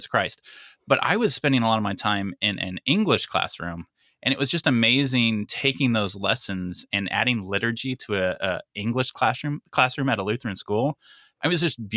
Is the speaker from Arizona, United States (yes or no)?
no; Dallas-Fort Worth area, Texas, United States; moved away; I hail from Dallas-Fort Worth area